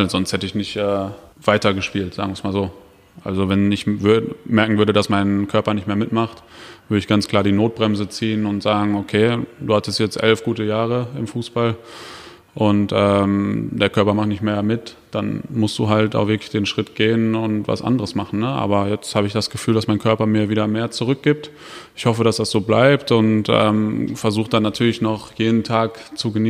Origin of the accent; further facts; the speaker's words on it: Dortmund, North Rhine-Westphalia, Germany; gebürtiger Dortmunder.